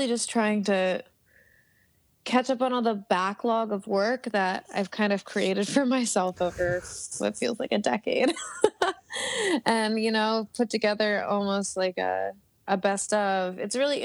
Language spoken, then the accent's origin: English; Baltimore, Maryland, United States; moved away; I'm from Maryland, and I have a lot of connections on the East Coast